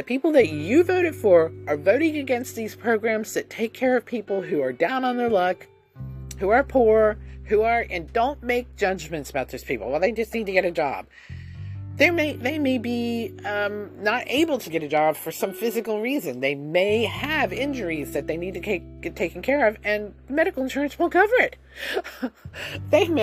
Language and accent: English; United States